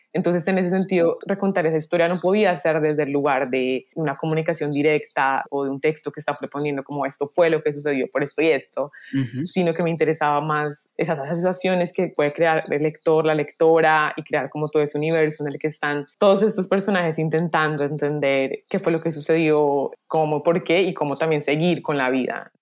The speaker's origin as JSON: {"language": "Spanish", "country": "Colombia", "said": "nos componen como colombianos"}